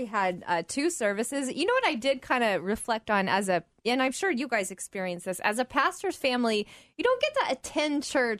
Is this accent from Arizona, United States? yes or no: no; Oklahoma, United States; I grew up in Oklahoma. My family from Texas, family from Georgia.